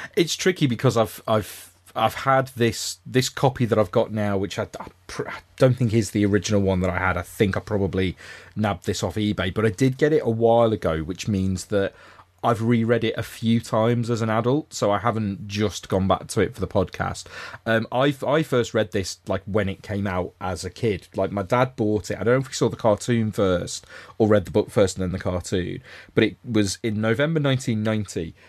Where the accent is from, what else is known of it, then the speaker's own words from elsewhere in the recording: Liverpool, North West England, United Kingdom; as a Scouser